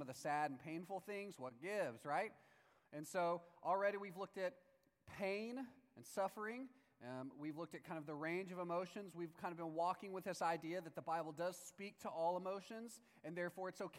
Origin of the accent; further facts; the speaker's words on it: Palestine, Texas, United States; in my hometown, Palestine, Texas, in 1993